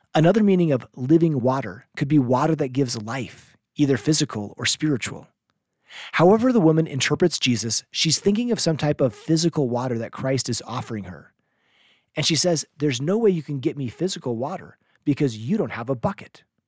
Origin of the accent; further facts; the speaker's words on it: Seattle, Washington, United States; I grew up in Seattle where we had volunteer early morning seminary teachers